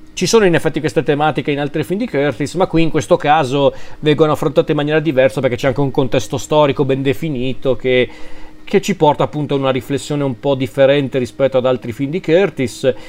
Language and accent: Italian; Lombardy, Italy; sono lombardo